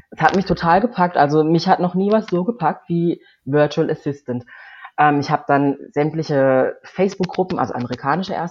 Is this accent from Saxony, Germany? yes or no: no; Freiburg, Baden-Württemberg, Germany; moved away as an adult; Also meine Mutter, die wohnt in Freiburg. Ich bin auch in Freiburg geboren und aufgewachsen, habe Freiburg mit 19 verlassen